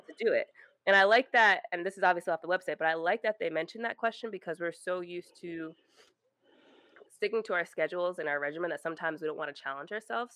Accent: Rhode Island, United States; moved away as an adult; I was in Rhode Island, I grew up in Rhode Island, small

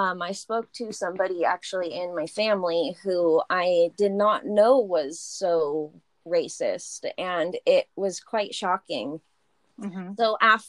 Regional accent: Boise, Idaho, United States; So we grew up in a high school and a junior high that had this amazing, it was called the ELL program.

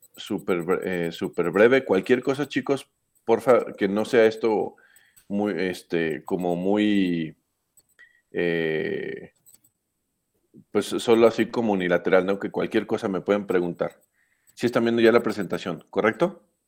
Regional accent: Aguascalientes, Mexico; also born or lived in Guadalajara, Jalisco; nací en Guadalajara, pero soy de Aguascalientes, literal, así tal cual. Mm, yo me considero más bien hidrocálido, solo viví los primeros cinco años de mi vida en Guadalajara

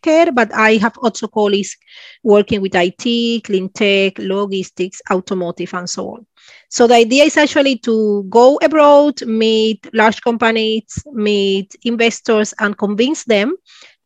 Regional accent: Cuba; first language Spanish; English is a second language; moved away as an adult; also born or lived in Spain; now in Sweden; I'm from Cuba. Originally, I am from Cuba. I actually left Cuba 1999 when I was 23 years old.

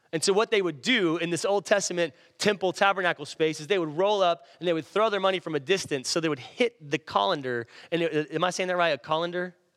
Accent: Irving, Texas, United States; where I grew up in Irving

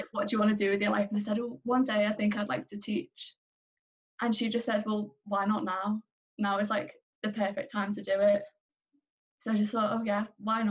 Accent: Liverpool, North West England, United Kingdom; moved away as an adult; now in Manchester, United Kingdom; I am from Liverpool, but I am a student in Manchester Metropolitan Uni, so I'm currently living in Manchester, back and forth between the two

